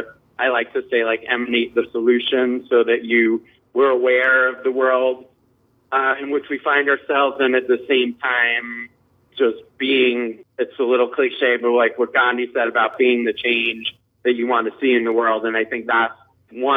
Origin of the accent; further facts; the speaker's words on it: New York City, New York, United States; I was born in New York City in the late 60s